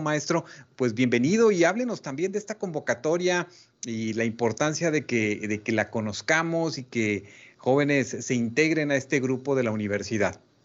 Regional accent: Mexico; como propios, como mexicanos

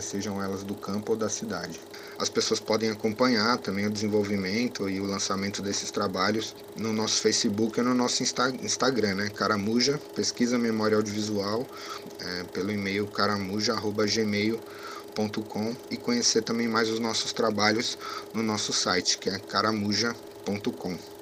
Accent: São Paulo, Brazil; also born or lived in Bexiga, São Paulo; sou nascido e criado na Zona Sul, especificamente no bairro da Piraporinha, no Embuimirim

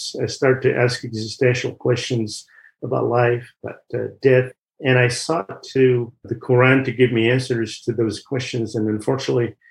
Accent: Kabylie, Algeria; moved away; I grew up in Algeria in one of the regions called the Kabylie region

